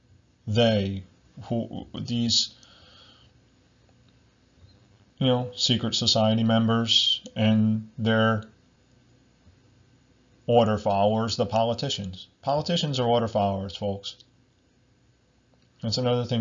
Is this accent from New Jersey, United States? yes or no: yes; New Jersey, United States; I'm from New Jersey once again in America